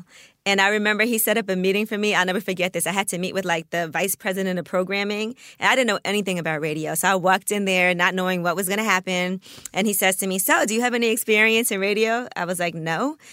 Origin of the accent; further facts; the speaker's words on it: New York City, New York, United States; we're from Brooklyn